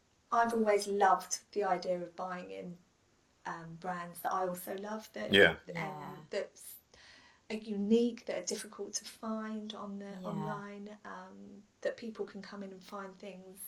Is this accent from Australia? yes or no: no; Portsmouth, South East England, United Kingdom; also born or lived in London; I grew up in Southsea